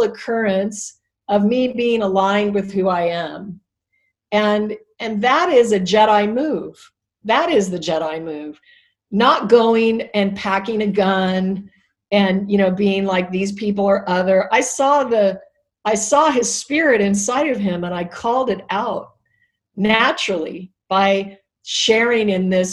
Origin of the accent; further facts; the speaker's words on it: Alaska, United States; I was raised in Alaska, so I'm not a city, not a big city girl